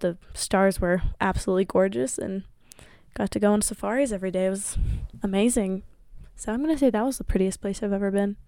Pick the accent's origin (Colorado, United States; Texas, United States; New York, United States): Colorado, United States; also born or lived in Germany / Netherlands; I lived in Colorado my whole life